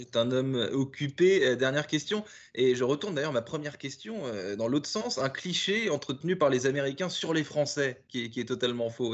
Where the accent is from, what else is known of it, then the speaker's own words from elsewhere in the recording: France; also born or lived in Paris; nous sommes tous les deux français. Euh, vous à New York et moi à Paris.